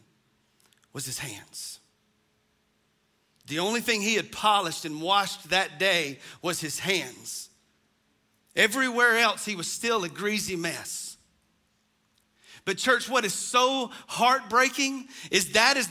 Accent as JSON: {"language": "English", "country": "United States", "tie": "born or raised there", "said": "growing up in the North Hall community"}